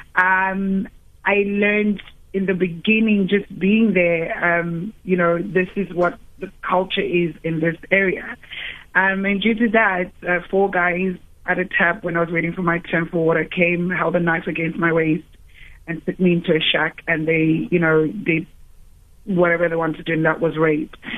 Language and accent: English; Cape Town, Western Cape, South Africa; I grew up in Cape Town. Um, I grew up in Woodstock Rogers Street as a very happy kid